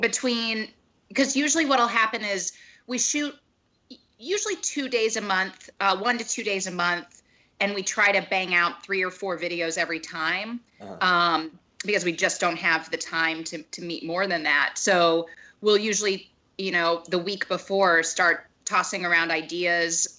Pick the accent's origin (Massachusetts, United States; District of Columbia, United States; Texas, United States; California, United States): Texas, United States; Dallas; also born or lived in Chicago; now in Los Angeles, United States; I live in Los Angeles. I grew up in Dallas